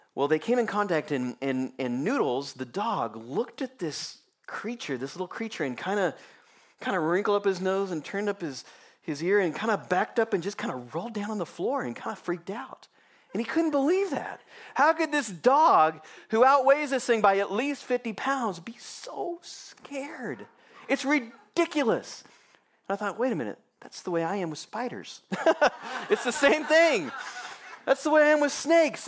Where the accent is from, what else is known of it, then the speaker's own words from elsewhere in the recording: Kansas City, Missouri, United States; I was born and raised in Kansas City